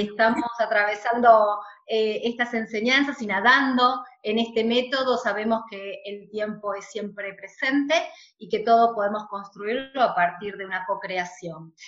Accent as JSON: {"language": "Spanish", "country": "Argentina", "said": "Nosotros en Argentina"}